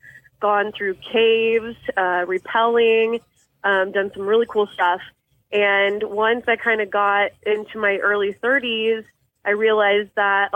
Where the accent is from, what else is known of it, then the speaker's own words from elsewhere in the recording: Overland Park, Kansas, United States; I've actually grown up most of my life in Overland Park, Kansas, so I'm pretty close to Kansas City